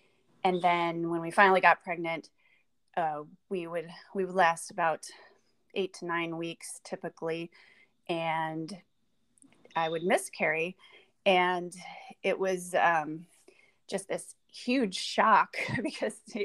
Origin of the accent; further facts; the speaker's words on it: California, United States; I come from California. Had a pretty normal life